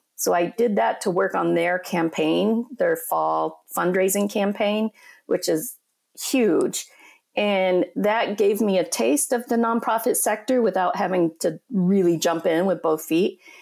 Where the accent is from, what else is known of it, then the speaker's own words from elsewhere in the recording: Colorado, United States; moved away as an adult; also born or lived in Minneapolis; now in Upper Peninsula, Michigan, United States; I'm originally from Colorado, and I grew up in a small town in Colorado in the Four Corners area